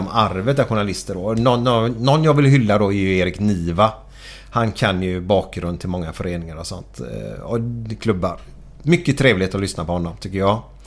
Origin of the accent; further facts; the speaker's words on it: Gothenburg, Västra Götaland, Sweden; Jag är otroligt stolt göteborgare